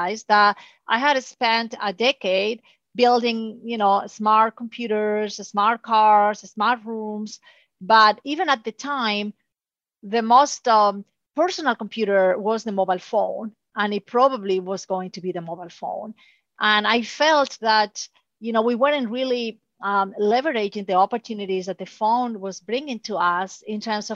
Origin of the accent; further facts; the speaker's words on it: Spain; moved away; So I'm originally from Spain.